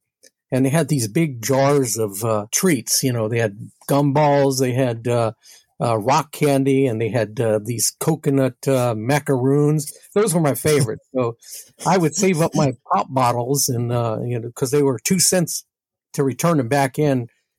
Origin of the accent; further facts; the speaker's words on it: New York, United States; You know, walking out of my house in New York was a chore because we lived on the 14th floor of an apartment building.